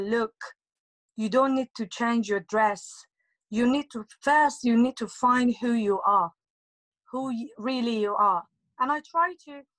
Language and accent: English; Tehran, Tehran Province, Iran; now in United Kingdom; I'm from Iran, Tehran, and it's been nearly, I think, 14 years that I'm living in UK